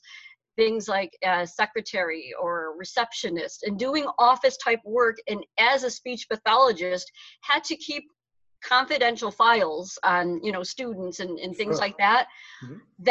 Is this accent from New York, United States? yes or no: yes; Utica, New York, United States; moved away as an adult; now in Auburn, Massachusetts, United States; I'm originally from Utica, New York, which is in central New York, nowhere near New York City